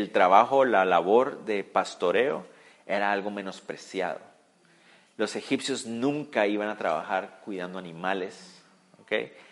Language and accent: Spanish; Israel; No, no somos espías. Somos, somos israelitas, venimos d